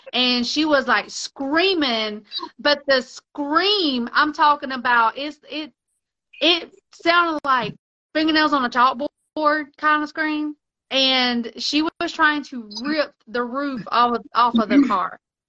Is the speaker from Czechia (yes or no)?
no; Mexico; you know, I was raised in Mexico, on and off in Mexico.